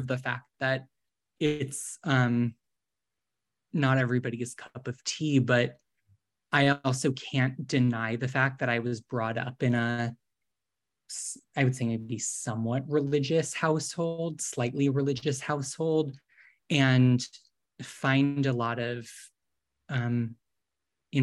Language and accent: English; Boston, Massachusetts, United States; moved away as an adult; also born or lived in New York / San Francisco Bay Area; now in Los Angeles, United States; I grew up in Boston or outside of Boston